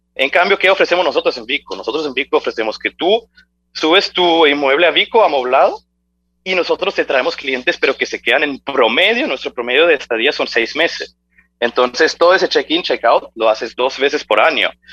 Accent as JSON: {"language": "Spanish", "country": "Germany", "tie": "born or raised there", "moved": "as an adult", "lives_now": "Medellín, Colombia", "said": "soy de Alemania, nací, crecí en Alemania, eh, pero siendo hijo de padres argentinos"}